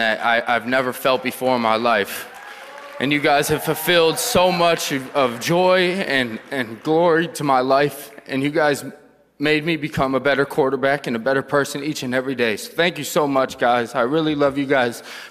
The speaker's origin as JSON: {"language": "English", "town": "Winnipeg", "region": "Manitoba", "country": "Canada", "tie": "born or raised there", "said": "playing for my hometown with the Winnipeg Blue Bombers"}